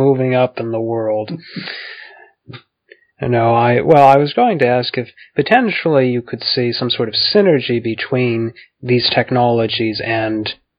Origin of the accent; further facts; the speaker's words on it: United States; as an American, yes.